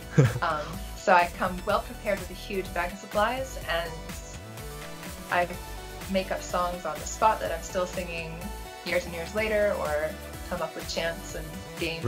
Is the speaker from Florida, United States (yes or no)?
yes; Florida, United States; now in Japan; I'm mostly from Florida State